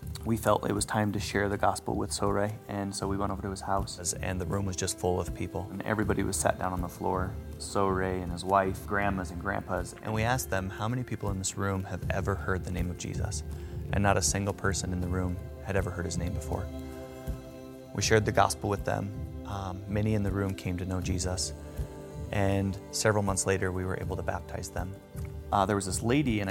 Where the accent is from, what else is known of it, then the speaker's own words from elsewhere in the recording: Greeley, Colorado, United States; I am from Greeley, Colorado. Currently work here as a physician assistant